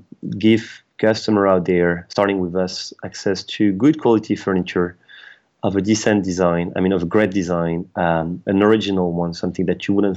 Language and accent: English; France; moved away as an adult; now in United Kingdom; I'm French. I was born in France, raised there, and I've been living in France for the first, I'll say, I'm trying to remember, 27 years of my life.